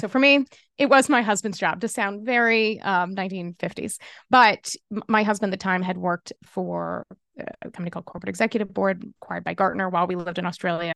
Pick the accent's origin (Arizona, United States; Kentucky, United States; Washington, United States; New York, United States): Kentucky, United States; I grew up in Kentucky